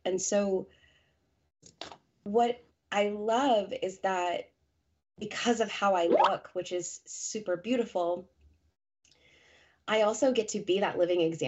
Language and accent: English; Colorado, United States; moved away as an adult; now in New England, United States; I'm born and raised in Colorado, that is home